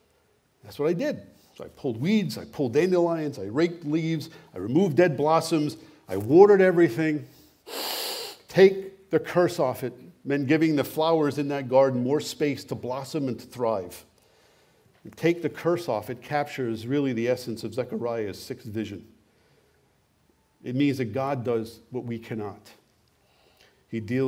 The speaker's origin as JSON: {"language": "English", "country": "United States", "tie": "born or raised there", "also_born_or_lived": "Canada", "moved": "yes"}